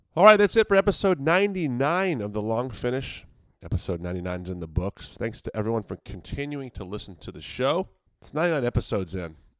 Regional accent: Virginia, United States; I'm from Virginia

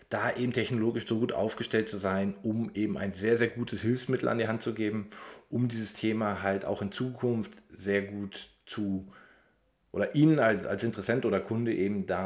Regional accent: Germany; born there; ich bin gebürtiger äh, Deutscher und äh, eben auch ziemlich aus der Mitte von Deutschland, deswegen hört man sehr wenig Dialekt.

